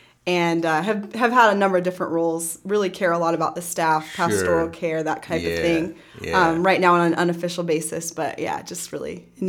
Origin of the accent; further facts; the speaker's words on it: Montrose, Colorado, United States; moved away as an adult; now in Lancaster County, United States; I grew up in Colorado.